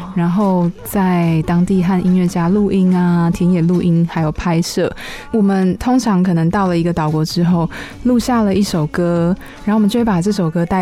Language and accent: Chinese; Taiwan; 我是台湾人